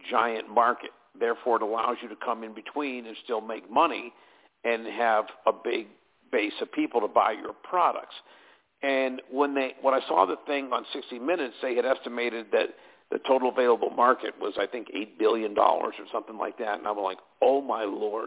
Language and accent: English; Pittsburgh, Pennsylvania, United States; moved away as an adult; also born or lived in Erie, Pennsylvania / Williamsport, Pennsylvania / California; I was born and raised in Pittsburgh